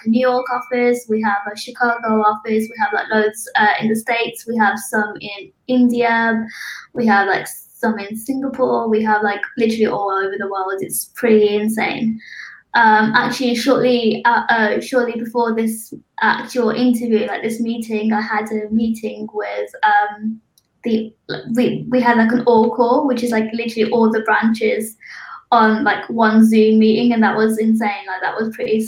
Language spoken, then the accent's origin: English; Birmingham, West Midlands, United Kingdom; moved away as an adult; now in London, United Kingdom; I moved to London 2 years ago. I'm actually from Birmingham.